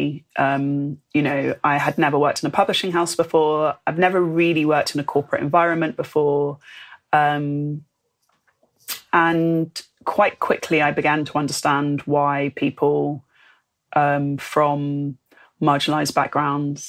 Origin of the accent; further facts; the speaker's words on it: London, United Kingdom; moved away as an adult; now in Bristol, United Kingdom; I'm from London